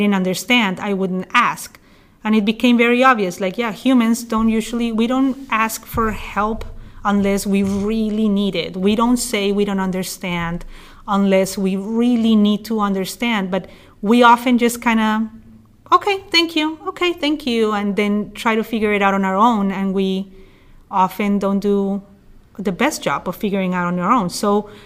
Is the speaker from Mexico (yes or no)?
no; Bogota, Bogotá Capital District, Colombia; also born or lived in New York City; now in Oregon, United States; I'm originally from Colombia in South America, and I'm from the capital, from Bogota. So even though I grew up in a city of 8 million people